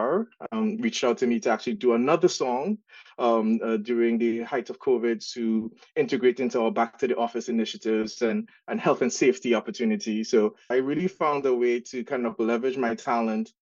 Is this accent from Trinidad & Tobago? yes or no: yes; Trinidad & Tobago; accent: Trinidad and Tobago; now in United States; the accent that you guys would hear is from Trinidad and Tobago. So I grew up in Trinidad and migrated to the States when in 2001. But yeah, my accent never left